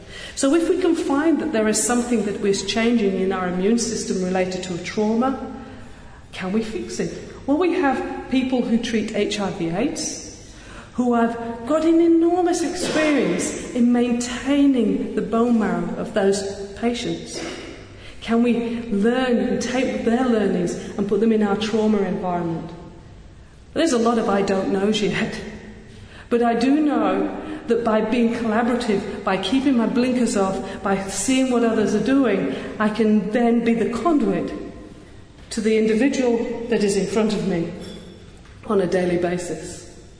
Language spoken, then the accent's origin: English; Yorkshire and the Humber, United Kingdom; accent: Yorkshire; also born or lived in Western Australia; now in Australia